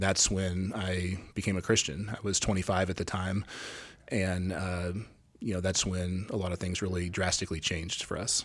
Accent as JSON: {"language": "English", "town": "Gresham", "region": "Oregon", "country": "United States", "tie": "born or raised there", "also_born_or_lived": "Texas / Louisiana", "moved": "as an adult", "said": "I am from Gresham, Oregon. I grew up in Gresham, uh, left in two thousand one and spent sixteen, seventeen years in Texas and Louisiana, and then we just moved back here"}